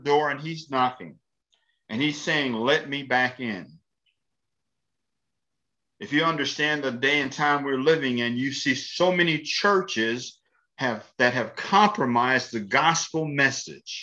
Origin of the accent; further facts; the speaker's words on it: Columbia, Tennessee, United States; I'm from Columbia, Tennessee. I grew up in Columbia, Tennessee as the son of a pastor